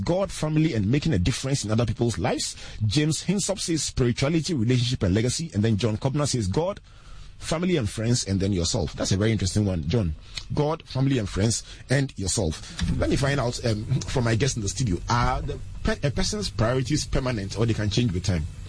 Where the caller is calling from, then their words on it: Techiman, Bono East, Ghana; I'm calling from Techiman